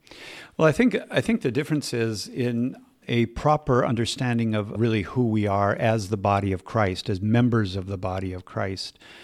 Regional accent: Minneapolis, Minnesota, United States; I was raised in the Twin Cities, uh, Minneapolis, St. Paul

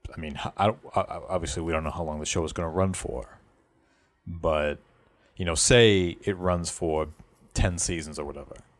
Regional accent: Boston, Massachusetts, United States; accent: Boston; We're all based in the Boston area, but um, I know that my accent does come out from time to time

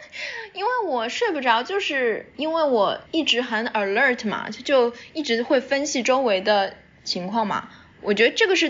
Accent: China; moved away; 我也是前些年回国实习了一次之后，

